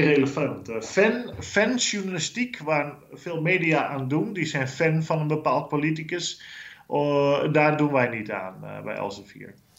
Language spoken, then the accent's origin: Dutch; Netherlands; moved away as an adult; now in Brussels, Belgium; als Nederlanders.